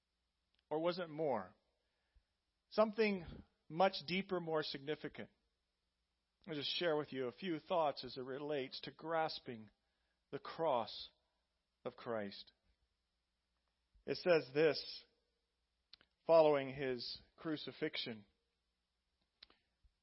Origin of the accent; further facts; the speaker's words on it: Indiana, United States; moved away; my home state of Indiana, 3 miles from the farm I grew up